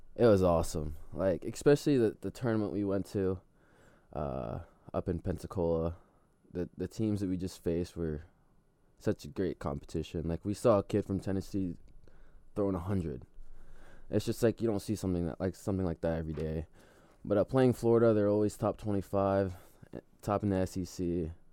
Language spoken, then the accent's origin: English; Philippines; now in United States; the Philippines, my hometown.